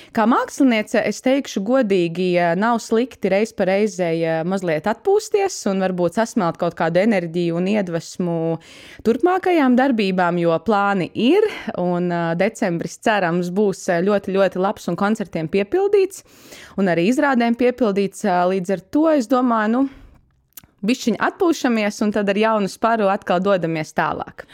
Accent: Gulbene, Gulbene Municipality, Latvia; now in Riga, Latvia; ir mana dzimtā puse, Gulbene

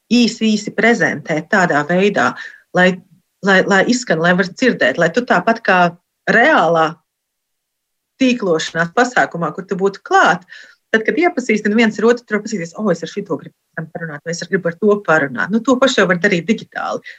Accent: Latvia; moved away as an adult; also born or lived in Belgium; now in Sweden; es esmu no Latvijas

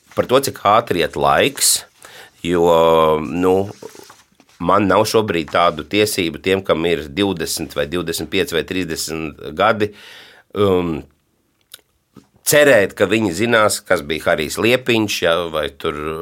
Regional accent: Madona, Madona Municipality, Latvia; Manā mīļajā Madonā, jo es esmu dzimis Madonā

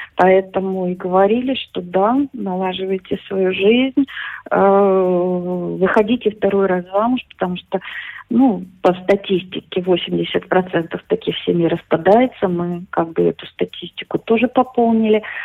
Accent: Belarus; moved away as an adult; also born or lived in Lithuania; now in Slovakia; из Белоруссии

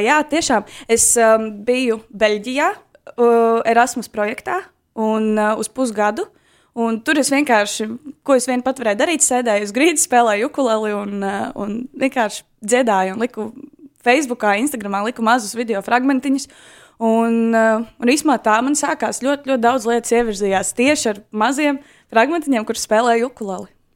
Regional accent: Skrīveri, Aizkraukle Municipality, Latvia; moved away as an adult; now in Riga, Latvia; es esmu dzimusi eh, diezgan radošā muzikālā ģimenē, aizkrauklē, skrīveros. Un, uh, tā kā es nāku no tā gala, bet nu, jau pēdējos gadus pavadu Rīgā

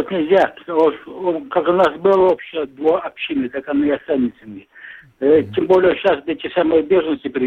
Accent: Latvia; я русскоязычный латыш. У меня отец латыш, мне самому почти 68 лет. Вот. Мать литовка.

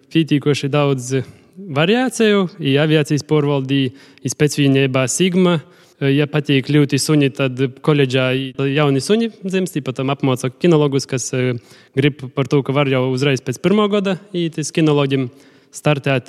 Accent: Ludza, Latgale, Latvia; es no Ludzas

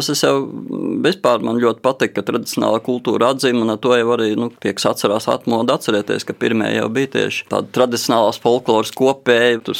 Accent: Latvia; ka mēs esam latvieši

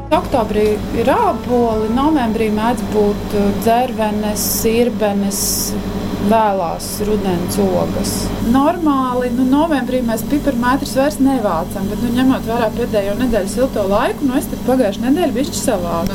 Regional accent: Ķekava, Ķekava Municipality, Latvia; also born or lived in Riga; now in Salaspils, Latvia; Un es esmu dzimusi pāri upītei Vimbu krogā

